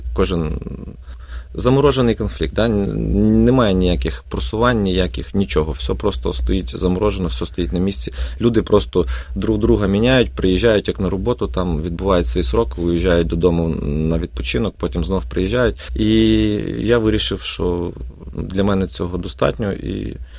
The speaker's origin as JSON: {"language": "Ukrainian", "town": "Sambir", "region": "Lviv Oblast", "country": "Ukraine", "moved": "as an adult", "lives_now": "Melbourne, Australia", "said": "я з славного міста Самбура е, Львівської області, який знаходиться 30 кілометрів від кордона з Польщею біля Карпатських гір"}